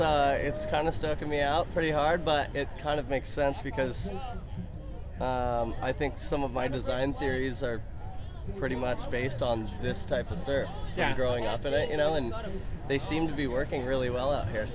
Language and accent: English; Hermosa Beach, California, United States; I'm from Hermosa Beach, California.